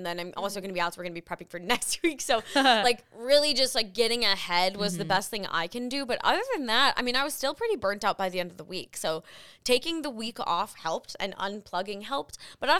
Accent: the South, United States; moved away; So I'm kind of considering this my like hometown trip because my hometown, we sold my house. So like, I don't really have any connection to the South anymore.

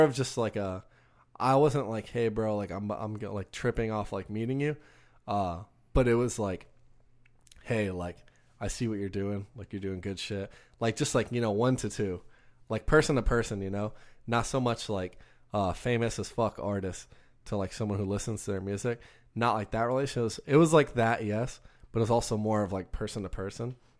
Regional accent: Texas, United States; we're from Texas

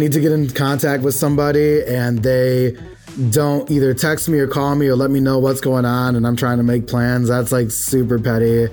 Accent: Detroit, Michigan, United States; now in Los Angeles, United States; I'm originally from Detroit

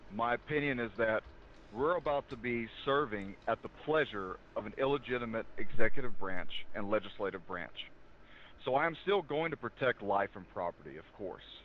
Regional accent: the South, United States; I'm from the South

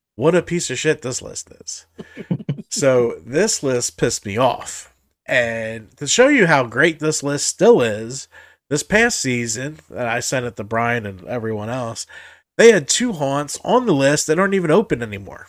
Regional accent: Jersey Shore, New Jersey, United States; I grew up on the Jersey Shore

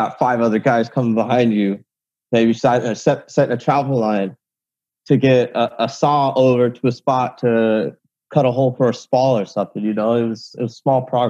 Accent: Vancouver, Washington, United States; moved away as an adult; also born or lived in Hawaii; now in California, United States; I was born in Hawaii. I grew up in Vancouver, Washington. I moved from Hawaii when I was 7. I moved down to California for work.

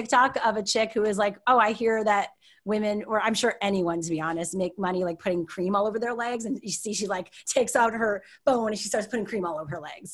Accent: Canada; moved away as an adult; now in Los Angeles, United States; But I'm Canadian, I'm a proud Canadian, more now than I ever have before.

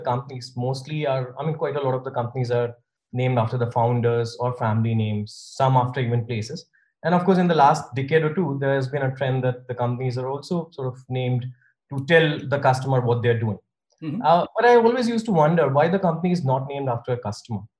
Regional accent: India; now in United States; I moved to US from India in '98, and since then I've been uh, booking uh, car rentals online in the US.

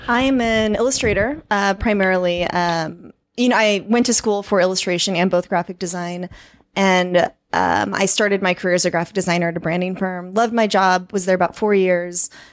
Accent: Kansas City, Kansas, United States; moved away as an adult; now in Chiang Mai, Thailand; I was actually born and raised on the Kansas side

